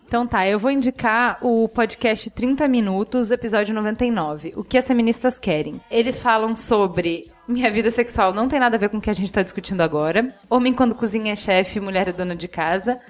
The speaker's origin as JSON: {"language": "Portuguese", "country": "Brazil", "said": "para mim, brasileiro"}